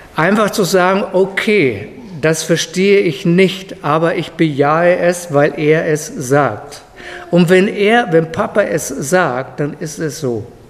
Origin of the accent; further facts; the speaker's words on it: Germany; als Deutscher